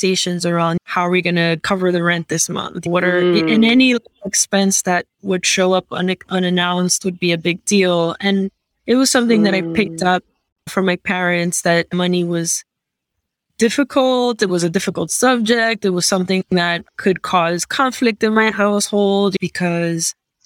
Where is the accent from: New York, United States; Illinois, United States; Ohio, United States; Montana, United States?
New York, United States; New York City; moved away as an adult; now in Miami, United States; I was born and raised in Queens, New York.